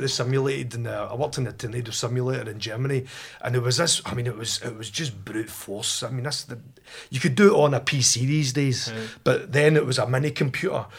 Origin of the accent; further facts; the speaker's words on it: Rutherglen, Scotland, United Kingdom; I was brought up in Glasgow, in Rutherglen, uh, in a family that was half Catholic, half Protestant